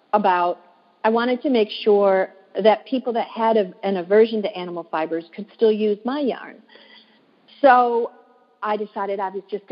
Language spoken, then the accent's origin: English; Michigan, United States; moved away as an adult; now in Washington, D.C., United States; I live in Washington, D.C. now, but I'm originally from Michigan. And growing up in Michigan